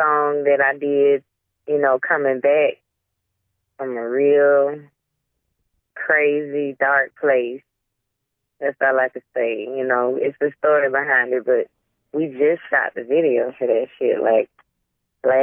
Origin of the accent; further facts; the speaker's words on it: Midway, Georgia, United States; I'm from Midway, Georgia. The Backwoodz. I'm out here in the country, man.